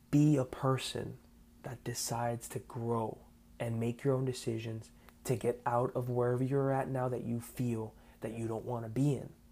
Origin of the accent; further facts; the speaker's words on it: South Florida, United States; I am an American born Cuban raised in South Florida